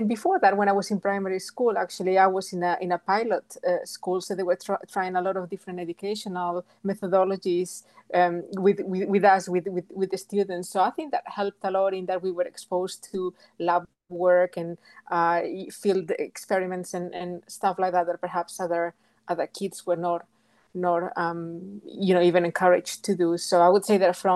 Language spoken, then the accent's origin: English; Galicia, Spain; English is a second language; moved away as an adult; also born or lived in England / United States; I come from Galicia, which is in the northwest of Spain.